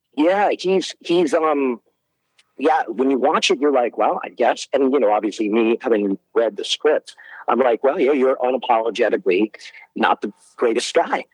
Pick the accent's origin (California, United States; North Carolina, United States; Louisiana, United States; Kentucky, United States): Louisiana, United States; Baton Rouge; I'm from Baton Rouge, yeah, originally.